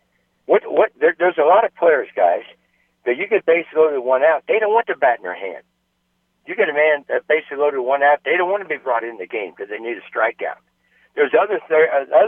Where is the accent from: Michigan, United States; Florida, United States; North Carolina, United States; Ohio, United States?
Ohio, United States; Cincinnati; I was born in Cincinnati, Ohio